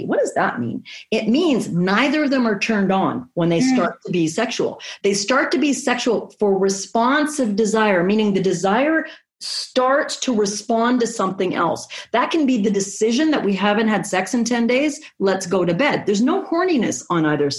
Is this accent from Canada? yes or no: yes; Canada; I'm Canadian